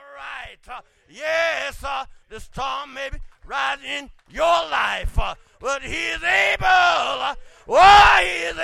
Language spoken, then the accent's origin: English; Clay Hills, Alabama, United States; growing up in the Clay Hills, Alabama